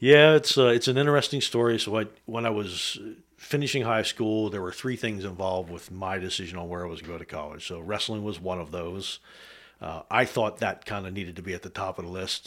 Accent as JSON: {"language": "English", "area": "west of Carlisle", "region": "South Central Pennsylvania", "country": "United States", "tie": "born or raised there", "also_born_or_lived": "Germany", "said": "I was raised in South Central Pennsylvania, uh, a little bit west of Carlisle"}